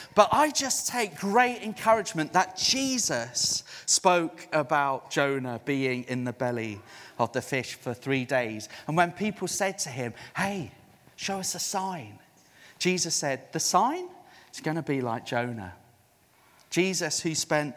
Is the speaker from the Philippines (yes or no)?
no; South Africa; now in United Kingdom; I'm a missionary to the UK. I was born in South Africa